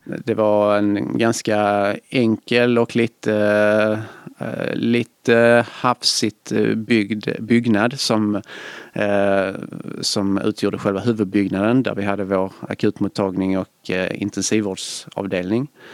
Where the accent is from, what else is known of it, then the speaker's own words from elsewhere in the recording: Svedala, Skåne, Sweden; now in Gothenburg, Sweden; Jag kommer från eh, Svedala utanför Malmö